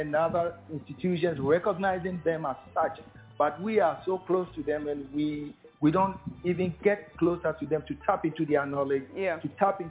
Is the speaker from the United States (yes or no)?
no; Ghana; We're all from Ubu.